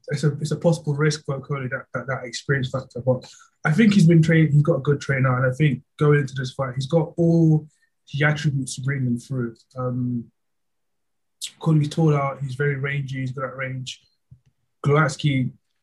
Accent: United Kingdom; as a British person

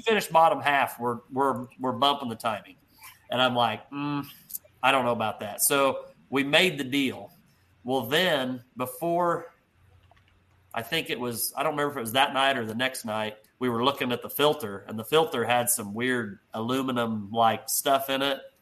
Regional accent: Hopkins, Missouri, United States; my hometown of Hopkins, Missouri, which is right across the line

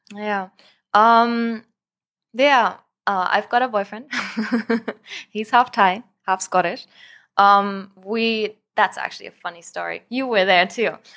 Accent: Germany; moved away as an adult; also born or lived in France; now in Thailand; I was born in Germany, born and raised, um, went all my life there to school

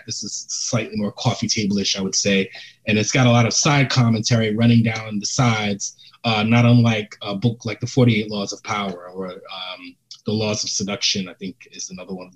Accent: New York City, New York, United States; My first book was a memoir about growing up in the Bronx

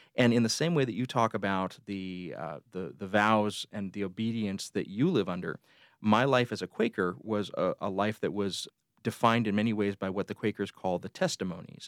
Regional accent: Columbus, Georgia, United States; also born or lived in Phenix City, Alabama; I grew up, uh, just outside the Fort Benning Military Base in Columbus, Georgia

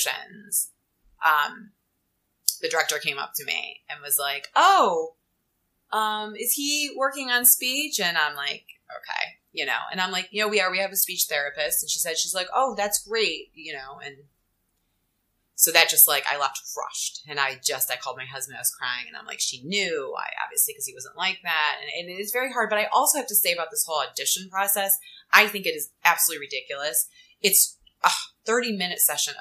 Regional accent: Cleveland, Ohio, United States; moved away as an adult; also born or lived in Cincinnati, Ohio; now in New York City, United States; I'm originally from Cleveland, Ohio. Went to college, University of Cincinnati in Ohio. I'm like a Midwest girl, moved to New York City.

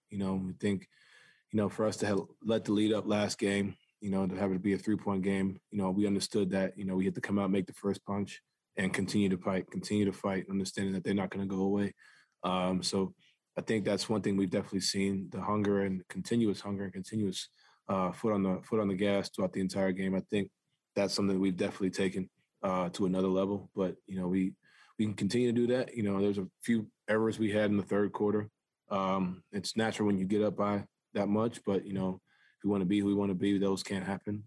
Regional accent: New York City, New York, United States; moved away; I grew up playing basketball in New York City

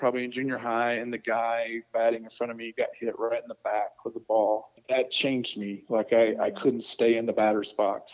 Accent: Corbin, Kentucky, United States; I'm from Corbin, Kentucky, where KFC started

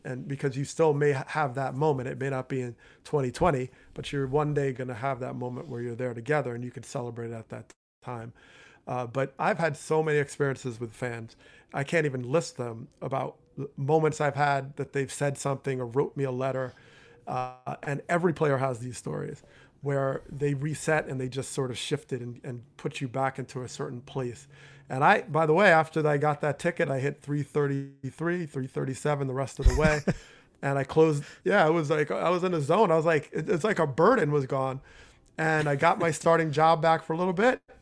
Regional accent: Teaneck, New Jersey, United States; growing up in Teaneck, New Jersey

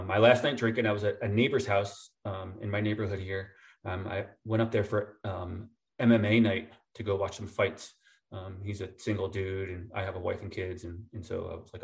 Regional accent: New Jersey, United States; moved away; also born or lived in upstate New York; I lived in Jersey growing up in North Jersey

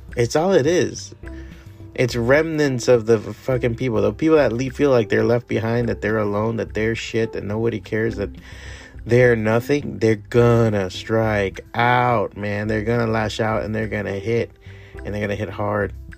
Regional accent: Miami, Florida, United States; also born or lived in San Francisco / Chicago / New York; Miami is my hometown. I grew up here. I was raised here.

